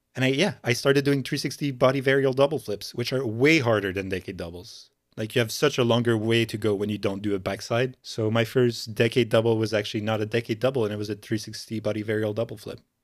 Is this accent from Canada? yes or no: yes; Montreal, Quebec, Canada; I'm from Montreal in Canada.